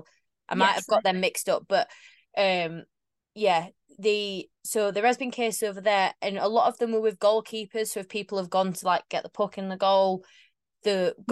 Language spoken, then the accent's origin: English; Sheffield, Yorkshire and the Humber, United Kingdom; I'm from Sheffield